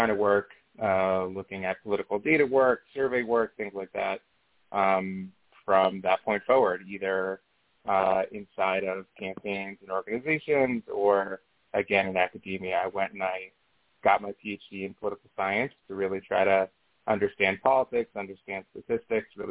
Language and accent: English; Israel; moved away; I'm from Israel originally.